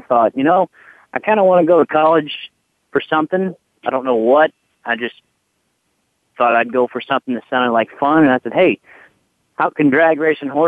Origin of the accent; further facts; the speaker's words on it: Louisville, Kentucky, United States; moved away; I grew up in Louisville